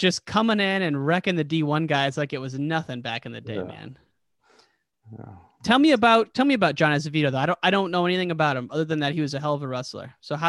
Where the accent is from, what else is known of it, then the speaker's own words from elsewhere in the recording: Illinois, United States; now in Chicago, United States; I'm from Chicago, or from Illinois, but I live in Chicago now.